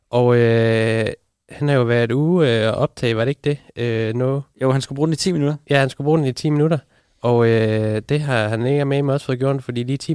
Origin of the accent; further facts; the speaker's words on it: Southern Denmark, Denmark; Det er, fordi jeg er fra Fyn af.